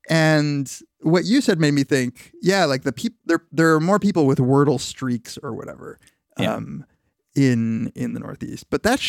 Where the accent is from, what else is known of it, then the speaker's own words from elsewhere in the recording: Argentina; born there; I was born in Argentina, for fuck's sake.